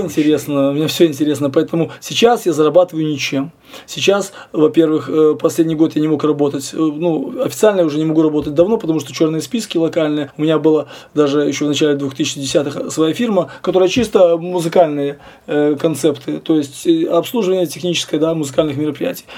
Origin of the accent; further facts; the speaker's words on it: Grodno, Grodno Region, Belarus; also born or lived in Minsk / Poland; в 80 четвертом году его перевели в Гродно, и еще все, всю сознательную жизнь я практически провел здесь